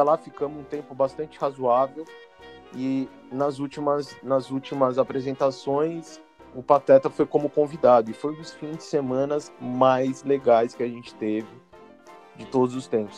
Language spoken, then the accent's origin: Portuguese; São Paulo, Brazil; also born or lived in Belo Horizonte; eu sou de São Paulo, mas quando fiz 17 anos eu fui para Belo Horizonte, e eu voltei de Belo Horizonte casado e com uma filha